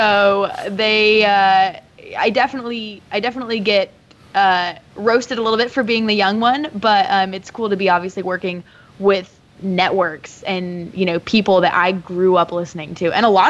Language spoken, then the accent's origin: English; the Northwest, Pacific Northwest, United States; moved away; also born or lived in Carolina; I'm from the Northwest originally.